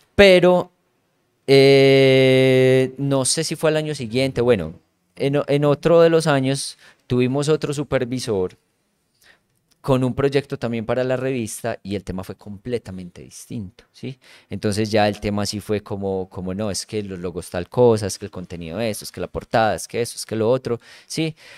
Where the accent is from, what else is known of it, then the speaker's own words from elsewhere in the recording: La Ceja, Antioquia, Colombia; moved away as an adult; now in La Unión, Colombia; yo soy de La Ceja, pero en este momento vivo en La Unión